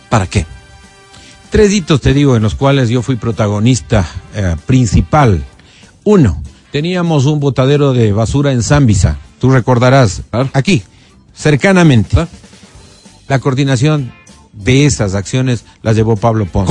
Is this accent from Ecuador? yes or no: yes; Quito, Pichincha, Ecuador; Aquí en Quito